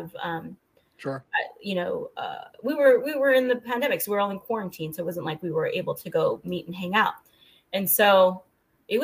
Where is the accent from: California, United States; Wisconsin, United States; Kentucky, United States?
California, United States; San Jose; moved away as an adult; now in Southern California, United States; I'm from Northern California. I'm from San Jose.